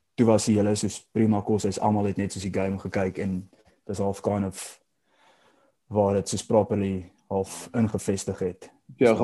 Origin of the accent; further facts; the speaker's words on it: South Africa; as 'n Suid-Afrikaner